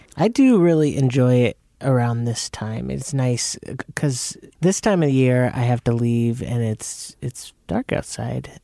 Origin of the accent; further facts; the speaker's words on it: Arizona, United States; moved away; I grew up in Arizona